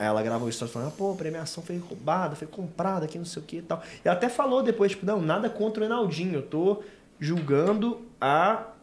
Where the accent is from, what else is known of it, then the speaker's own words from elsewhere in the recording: Belo Horizonte, Minas Gerais, Brazil; nós somos de BH